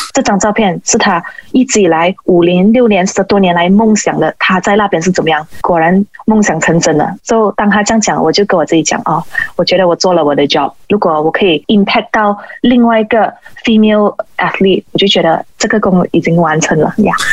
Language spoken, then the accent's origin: Chinese; Malaysia; 我就觉得身为一个马来西亚人